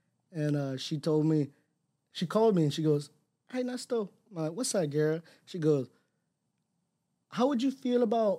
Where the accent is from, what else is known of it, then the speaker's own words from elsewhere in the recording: Los Angeles, California, United States; moved away; It's hard because I came from Cali. I was born in Los Angeles. So I came over here. I only had my immediate family.